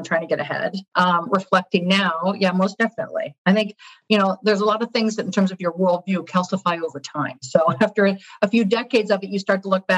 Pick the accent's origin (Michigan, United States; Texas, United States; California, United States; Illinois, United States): Michigan, United States; just outside of Detroit; moved away as an adult; also born or lived in Chicago; now in New York, United States; I grew up in Michigan